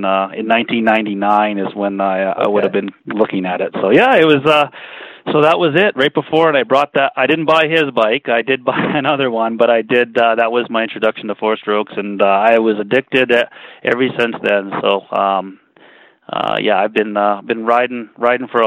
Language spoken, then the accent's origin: English; Winnipeg, Manitoba, Canada; now in Calgary, Canada; I was born and raised in East Kildonan